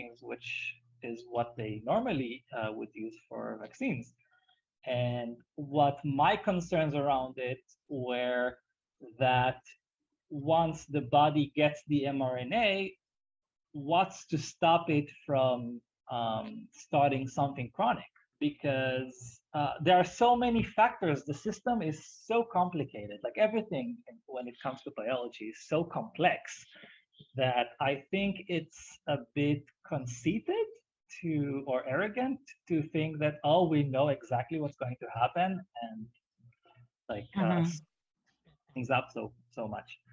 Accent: Israel; moved away as an adult; now in Salinas, Ecuador; I'm from Israel and I left Israel in April of last year.

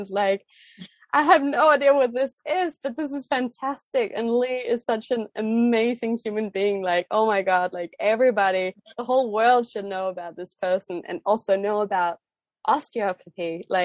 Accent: Denmark; first language Danish; English is a second language; also born or lived in Australia / United States; For those of you who know me, you know that I come from Denmark and that Danish is my first language. But I wouldn't necessarily say that I have the strongest Danish accent when I speak English.

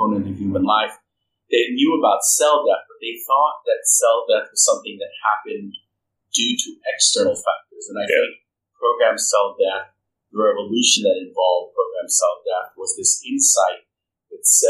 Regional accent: Philippines; moved away; I'm Filipino by birth, and Filipinos have Christianity of Catholicism in their blood

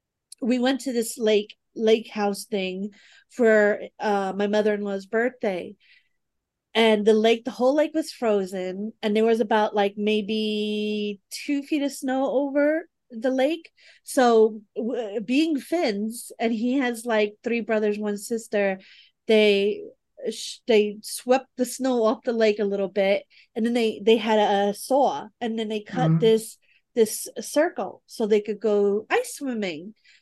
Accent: New York City, New York, United States; moved away as an adult; now in Arizona, United States; I'm from the Bronx. I'm a Bronx, New York girl.

